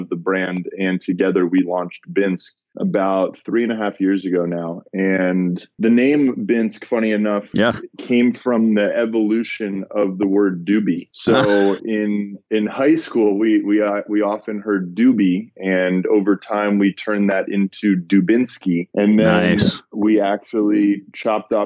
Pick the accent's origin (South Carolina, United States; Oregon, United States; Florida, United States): Florida, United States; Miami; moved away as an adult; also born or lived in Boulder, Colorado / Los Angeles; born and raised in Miami, Florida.